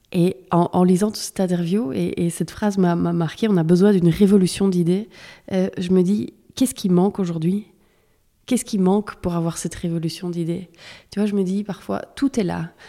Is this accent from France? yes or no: no; Belgium; je suis née en Belgique, je suis belge